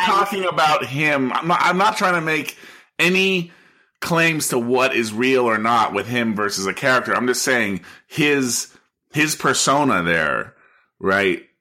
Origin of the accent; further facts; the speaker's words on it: United States; as an American